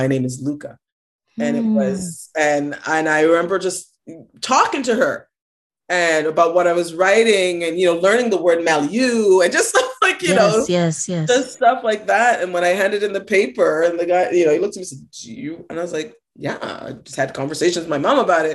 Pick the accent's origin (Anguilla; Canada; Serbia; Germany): Canada; Toronto, Ontario; we grew up on Ontario Housing, and I lived at Don Mills and Finch